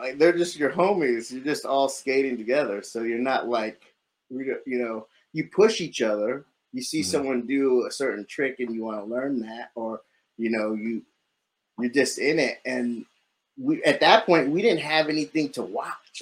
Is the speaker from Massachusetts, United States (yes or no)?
no; San Diego, California, United States; moved away as an adult; now in New York City, United States; It was normal, I guess, normal childhood, suburb of San Diego